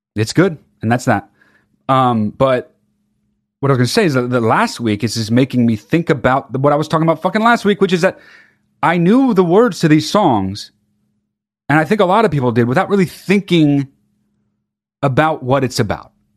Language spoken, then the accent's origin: English; California, United States; I grew up in California